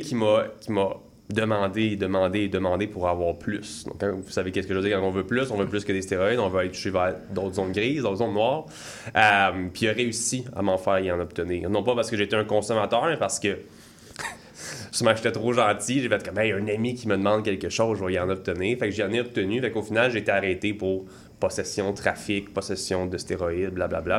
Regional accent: Saint-Hippolyte, Quebec, Canada; moi je viens de Saint-Hippolyte. Pour ceux qui connaissent, c'est vraiment dans les bois. Donc j'ai été élevé

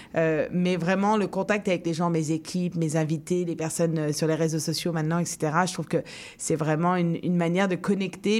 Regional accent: France; now in Montreal, Canada; en tant que Français

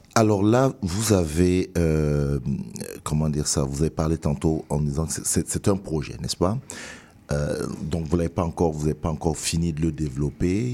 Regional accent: Cameroon; now in Montreal, Canada; je suis camerounais.

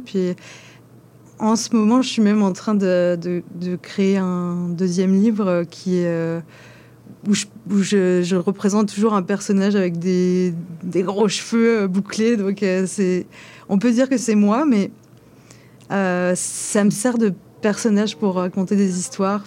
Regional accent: France; moved away; je suis française

